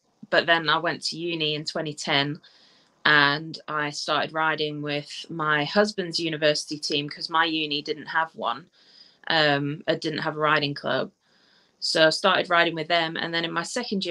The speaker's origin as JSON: {"language": "English", "country": "South Africa", "tie": "born or raised there", "moved": "yes", "lives_now": "England, United Kingdom", "said": "I was born in South Africa, and I moved to England in 2002."}